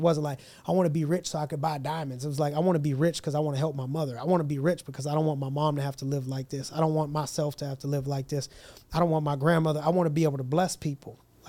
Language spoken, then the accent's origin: English; Youngstown, Ohio, United States; I'm from Youngstown. You know what I mean? My dude was from Nazareth. So I was from the Yo.